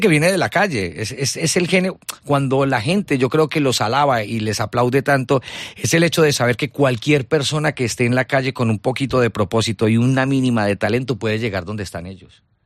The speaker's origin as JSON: {"language": "Spanish", "country": "Colombia", "moved": "as an adult", "lives_now": "Spain", "said": "vengo de Colombia, trabajé mucho tiempo en Caracol Radio"}